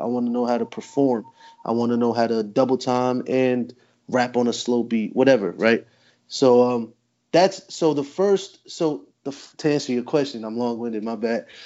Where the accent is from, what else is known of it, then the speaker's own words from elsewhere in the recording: New Jersey, United States; Jersey my whole life